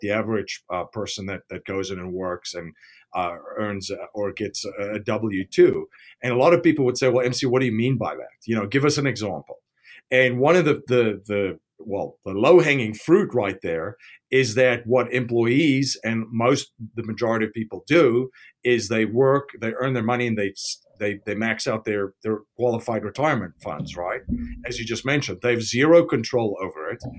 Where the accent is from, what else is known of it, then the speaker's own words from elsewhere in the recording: South Africa; I'm from South Africa